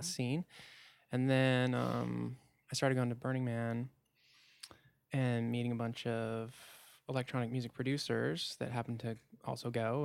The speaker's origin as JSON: {"language": "English", "town": "Port Townsend", "region": "Washington", "country": "United States", "tie": "born or raised there", "moved": "yes", "said": "I moved back to my hometown, Port Towns in Washington"}